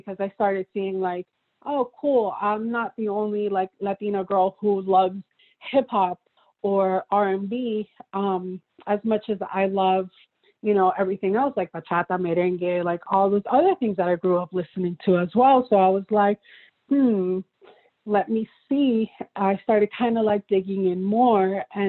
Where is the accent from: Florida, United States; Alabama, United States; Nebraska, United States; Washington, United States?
Florida, United States; Miami; also born or lived in Peru / New York; originally I was born in Peru. then I was raised in Florida, in Miami.